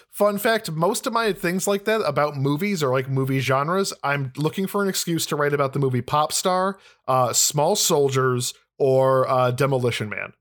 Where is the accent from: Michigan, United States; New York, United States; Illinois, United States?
Illinois, United States; I'm from Illinois, the land of corruption